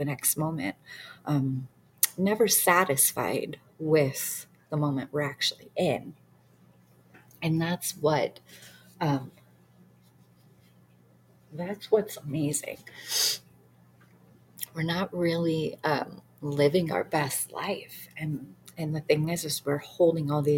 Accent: Detroit, Michigan, United States; I grew up in Detroit, the worst you can be, like poverty, and we had nothing

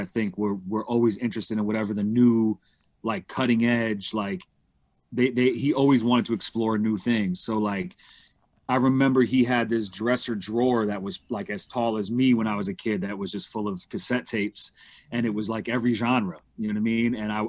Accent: New York City, New York, United States; I'm from New York. I'm from Manhattan, Upper West Side. My pops is from Queens, Rockaway, and my mom is from Connecticut. Okay. New York. Born and raised.

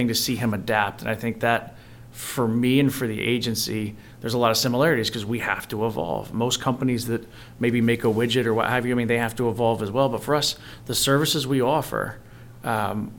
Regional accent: North Carolina, United States; moved away as an adult; also born or lived in Raleigh, North Carolina; now in Baltimore, United States; somebody from North Carolina with no relationships here

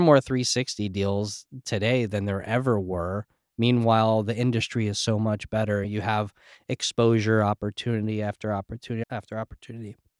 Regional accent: New Jersey, United States; also born or lived in New York; I grew up in Jersey and in New York and very scene areas

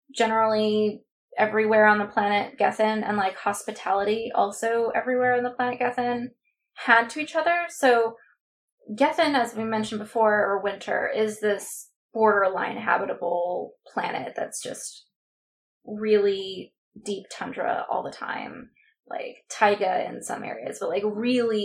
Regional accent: Southern California, United States; my experience growing up in Southern California

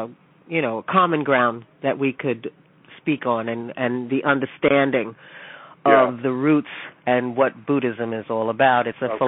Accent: New York City, New York, United States; I grew up in the Bronx, and then I moved to Harlem when I was 12 years old.

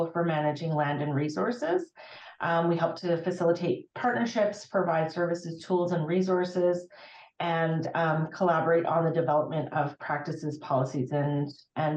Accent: Fairview, Alberta, Canada; I did grow up in rural northwestern Alberta

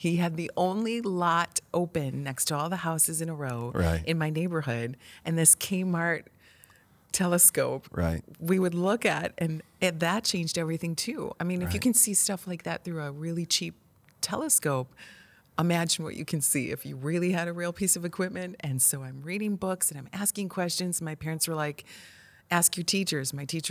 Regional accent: Illinois, United States; We weren't exposed to scientists, engineers, and launches or rocketry whatsoever growing up in the Midwest.

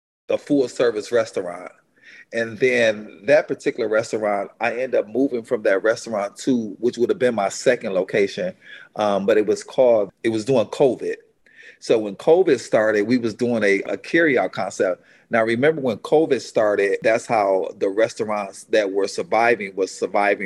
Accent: Detroit, Michigan, United States; moved away as an adult; now in Atlanta, United States; I was from Detroit

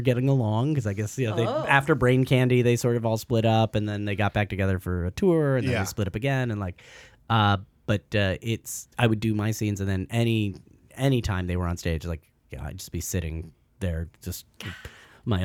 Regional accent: Santa Barbara, California, United States; moved away as an adult; also born or lived in Toronto, Canada / Los Angeles; I grew up in Santa Barbara, California.

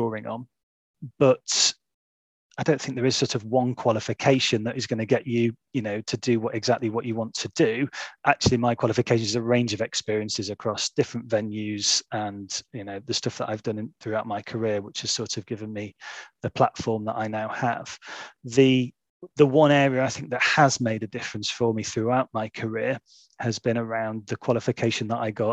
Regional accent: Stockport, North West England, United Kingdom; also born or lived in Oldham; I grew up in Stockport, just outside of Manchester

